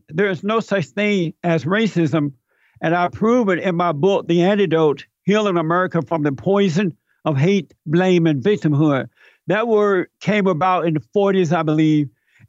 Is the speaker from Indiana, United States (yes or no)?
no; Alabama, United States; I grew up in Alabama. I grew up under the Jim Crow laws. I grew up on a plantation.